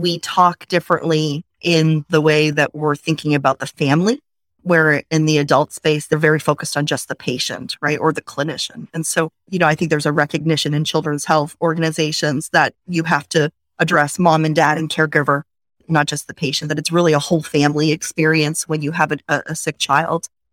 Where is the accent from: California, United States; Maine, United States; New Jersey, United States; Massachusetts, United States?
Maine, United States; moved away; also born or lived in Washington, District of Columbia, United States; I grew up in Maine, so came from a small town, a small community